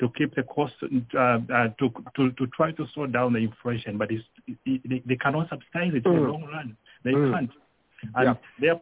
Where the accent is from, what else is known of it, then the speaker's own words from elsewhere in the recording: Copperbelt Province, Zambia; moved away; I come from the Copper Belt.